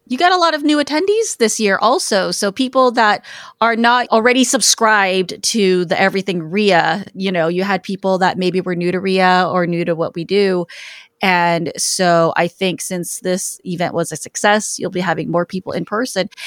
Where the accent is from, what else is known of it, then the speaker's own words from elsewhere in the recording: Los Angeles, California, United States; it is my hometown